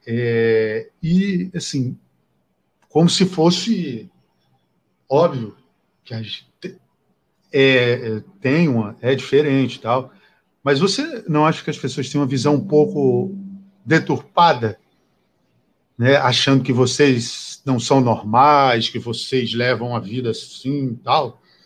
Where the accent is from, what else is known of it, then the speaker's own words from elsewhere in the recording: Acre, Brazil; Eu sou do Acre e faz muito calor lá